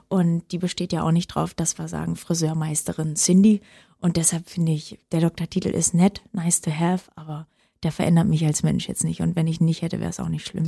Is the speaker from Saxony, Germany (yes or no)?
no; Oranienburg, Brandenburg, Germany; ich bin aufgewachsen im Norden von Berlin, das war Brandenburg